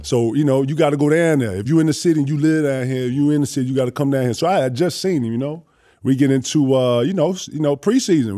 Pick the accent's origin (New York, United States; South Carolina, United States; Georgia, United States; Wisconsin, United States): South Carolina, United States; Greenville; also born or lived in Mauldin, South Carolina; I'm from Greenville, South Carolina